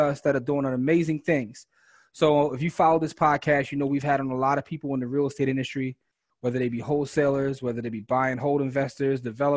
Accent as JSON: {"language": "English", "town": "Philadelphia", "region": "Pennsylvania", "country": "United States", "said": "we're from Philadelphia and all of us have been in Darby."}